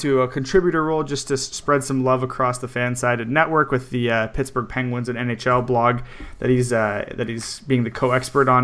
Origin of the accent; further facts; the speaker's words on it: Canada; I'm Canadian